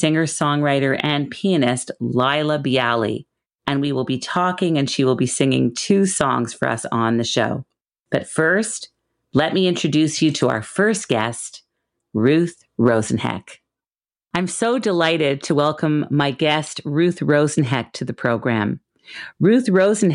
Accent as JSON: {"language": "English", "town": "Montreal", "region": "Quebec", "country": "Canada", "tie": "born or raised there", "said": "a very dear childhood friend who I grew up with in Montreal"}